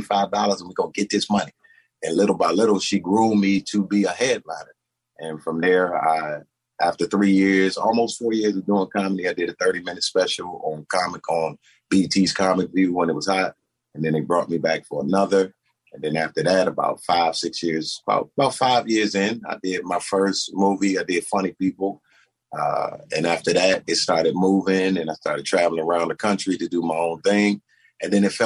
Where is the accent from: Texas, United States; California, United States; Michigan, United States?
Michigan, United States; Detroit; also born or lived in Washington, D.C.; I was born in Washington. My mother and father, they separated, so my mama went back to Detroit, and that's where my journey began. And I was raised in Detroit and D.C., both summers in D.C. with my dad, Detroit.